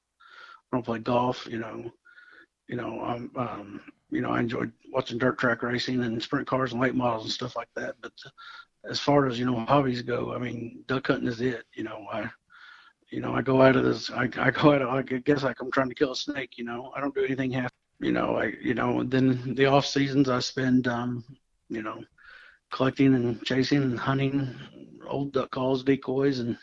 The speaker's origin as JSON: {"language": "English", "town": "Marion", "region": "Illinois", "country": "United States", "tie": "born or raised there", "said": "I was born and raised in Marion, Illinois"}